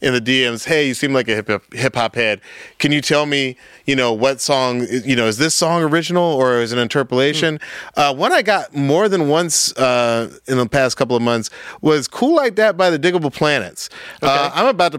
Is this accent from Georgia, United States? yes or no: yes; Atlanta, Georgia, United States; I'm from Atlanta.